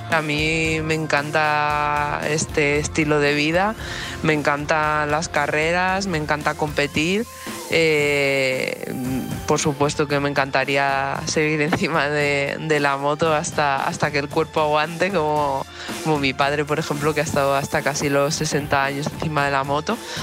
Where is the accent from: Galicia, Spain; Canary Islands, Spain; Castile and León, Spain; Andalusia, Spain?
Castile and León, Spain; Zamora; tengo 34 años y soy de Zamora.